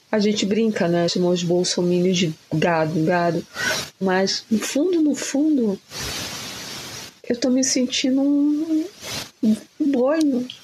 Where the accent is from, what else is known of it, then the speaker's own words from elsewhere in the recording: Manaus, Amazonas, Brazil; eu como brasileira, manauara